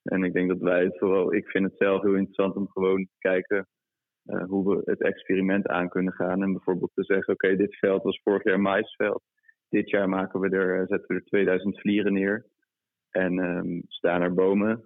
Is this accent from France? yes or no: yes; Brittany, France; moved away; ik kom uit Bretagne. Eh, dat is het west, westkust, westpuntje van Frankrijk.